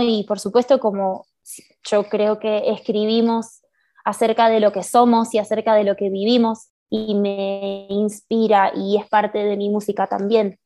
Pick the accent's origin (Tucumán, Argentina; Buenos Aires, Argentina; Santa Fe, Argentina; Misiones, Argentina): Buenos Aires, Argentina; moved away as an adult; now in Mexico City, Mexico; yo nací en Buenos Aires y vivo sí, acá en Ciudad de México hace cinco años